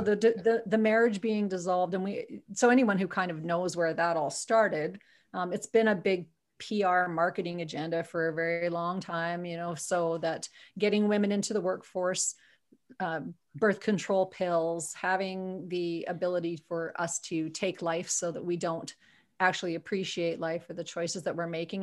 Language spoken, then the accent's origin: English; Viking, Alberta, Canada; now in Edmonton, Canada; I'm originally from Viking, Alberta, for real, on a farm